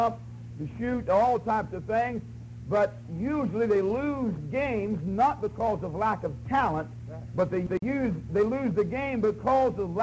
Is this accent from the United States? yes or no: yes; West Virginia, United States; they say, where are you from? I say, West Virginia.